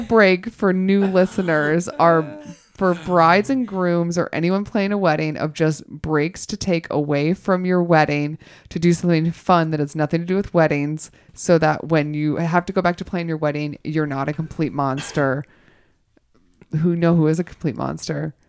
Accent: the South, United States; moved away; I am originally from the South

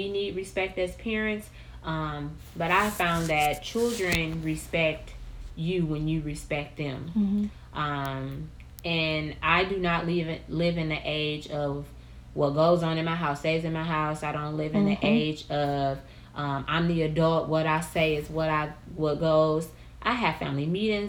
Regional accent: Milwaukee, Wisconsin, United States; we're from Milwaukee, Wisconsin

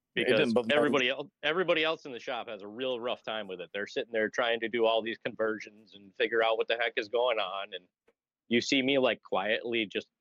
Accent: New England, United States; I'm from New England

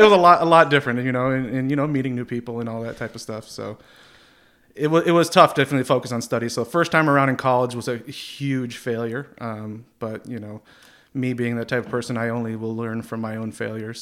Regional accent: Plattsburgh, New York, United States; also born or lived in Orlando, Florida; born and raised in Plattsburgh here

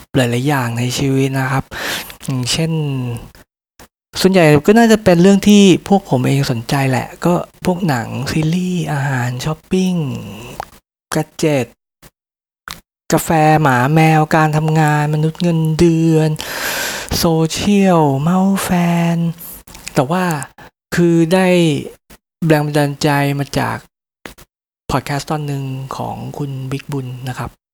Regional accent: Bangkok, Thailand; ผมก็เป็นคนกรุงเทพธรรมด

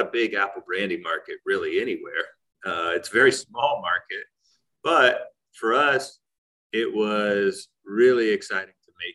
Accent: Central Ohio, United States; I grew up here in Central Ohio, and we had 2.5 acres growing up

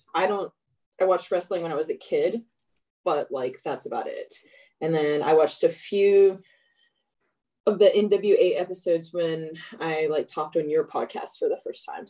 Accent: West Virginia, United States; moved away; I'm from West Virginia

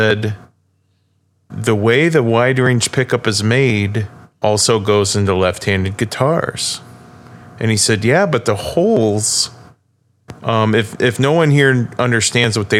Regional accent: Fremont, Ohio, United States; I grew up close to Toledo

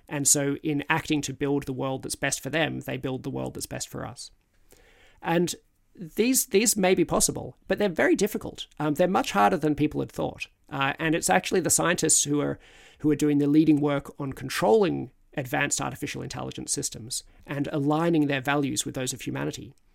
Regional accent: Australia; now in United Kingdom; as an Australian in Britain

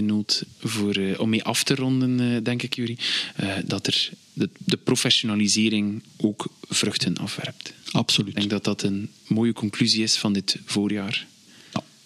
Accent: Belgium; wij Belgen

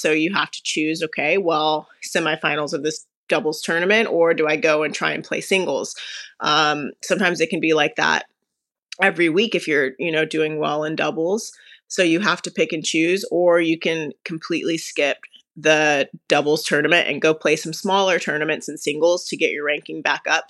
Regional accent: Las Vegas, Nevada, United States; I'm from Las Vegas, Nevada

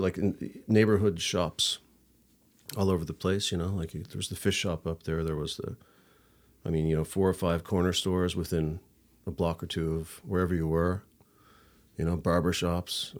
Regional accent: St. John's, Newfoundland and Labrador, Canada; I'm from, uh, Saint John's. I was born, uh, at the Grace Hospital

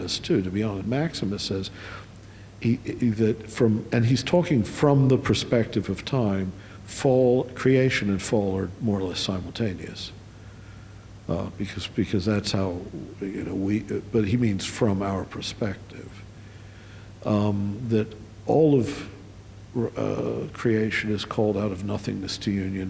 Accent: Maryland, United States; I come from Maryland, the land of Episcopalians and Jesuit-educated Catholics

